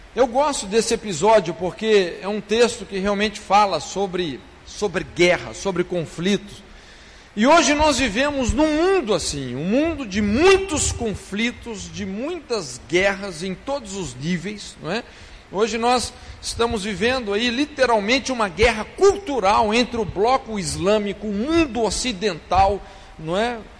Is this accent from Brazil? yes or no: yes; Brazil; nós, os brasileiros